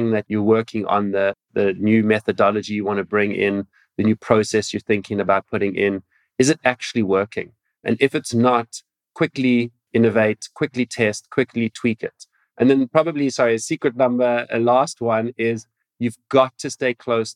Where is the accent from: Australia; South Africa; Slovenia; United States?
South Africa; Cape Town, Western Cape; I'm coming from South Africa, Cape Town. It's my home